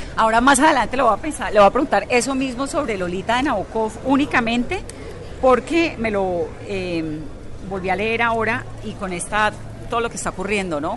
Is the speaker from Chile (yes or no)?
no; Colombia